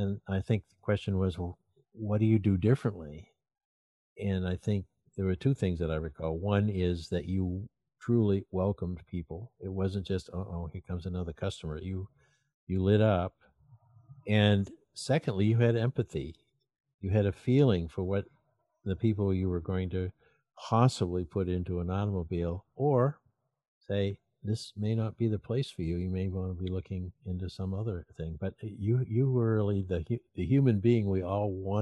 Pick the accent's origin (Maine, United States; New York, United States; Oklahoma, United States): Maine, United States; Portland; the way I was raised in Maine as a kid